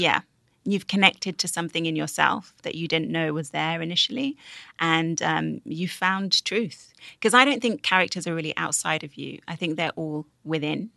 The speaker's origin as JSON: {"language": "English", "country": "United Kingdom", "said": "I'm British"}